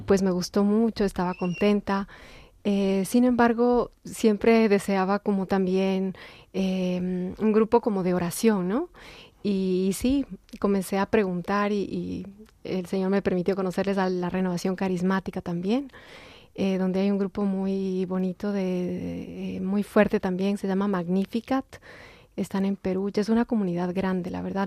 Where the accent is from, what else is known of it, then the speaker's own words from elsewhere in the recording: Quito, Pichincha, Ecuador; moved away; soy ecuatoriana, nací en Quito, Ecuador.